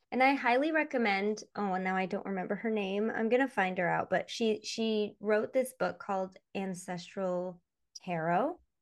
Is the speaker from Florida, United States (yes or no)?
no; Michigan, United States; growing up in Michigan